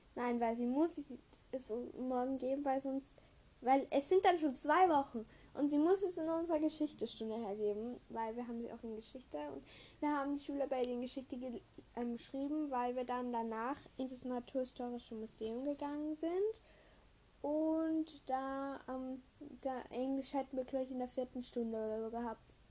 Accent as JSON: {"language": "German", "region": "Vienna", "country": "Austria", "said": "bei uns in Wien"}